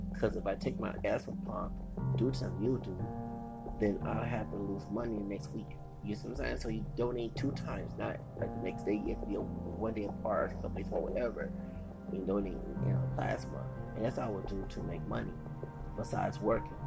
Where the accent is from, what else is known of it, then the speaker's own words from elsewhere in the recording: United States; As an American citizen in this country